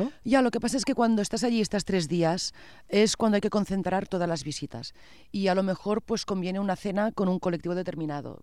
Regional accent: Catalonia, Spain; como catalanes

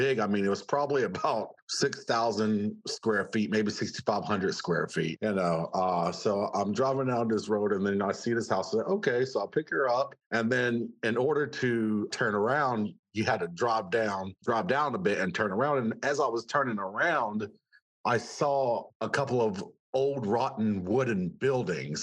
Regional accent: California, United States; moved away as an adult; also born or lived in South Carolina; now in Charleston, United States; I was born and raised in California, but I live here in South Carolina.

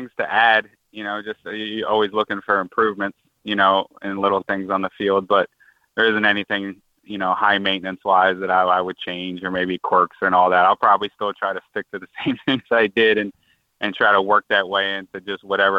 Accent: Prince George's County, Maryland, United States; me being from PG County, it's really important to me.

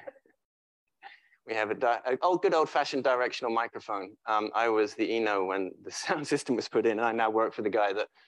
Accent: England, United Kingdom; moved away as an adult; now in San Francisco, United States; being English

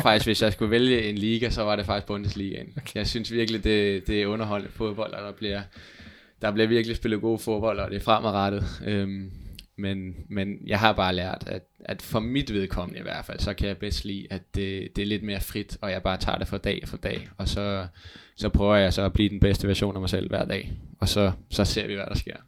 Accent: Hvidovre, Capital Region of Denmark, Denmark; moved away as an adult; now in Jutland, Denmark; Jeg er jo fra Hvidovre

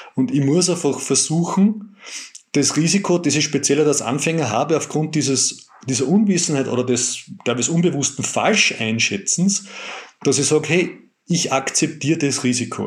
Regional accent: Austria; wir als Österreicher

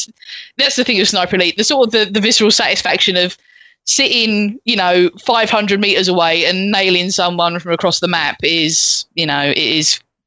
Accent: United Kingdom; obviously being British and of a certain age, of Games Master and of Patrick Moore

